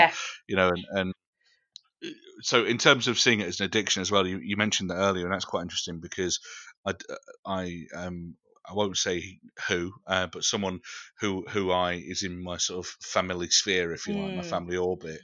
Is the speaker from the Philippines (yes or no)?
no; United Kingdom; we're British and we don't do that sort of thing.